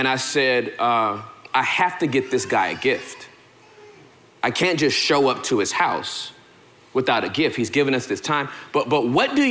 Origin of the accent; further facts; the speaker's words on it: Southern California, United States; moved away; I'm from Southern California, born and raised